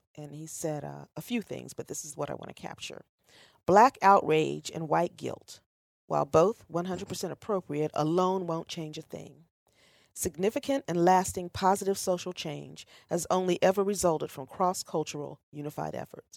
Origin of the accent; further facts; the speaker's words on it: Ohio, United States; I was born in Ohio. This is home.